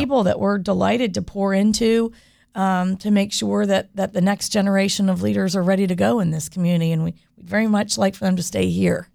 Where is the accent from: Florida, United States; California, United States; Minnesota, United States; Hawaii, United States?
Florida, United States; Winter Park; I grew up here, and growing up in Winter Park